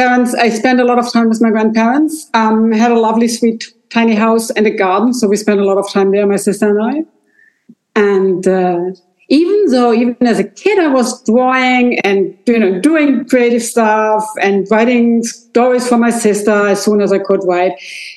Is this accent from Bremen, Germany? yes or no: no; Hanover, Lower Saxony, Germany; English is a second language; moved away as an adult; also born or lived in London; now in Rosengarten, Germany; I grew up in Hanover, which is I only can do it in kilometers, 150 kilometers from where I'm now. So it's a little more south. It's like a 1.5 hour drive south from Hamburg. Great. It's a small town, 500,000 people live there.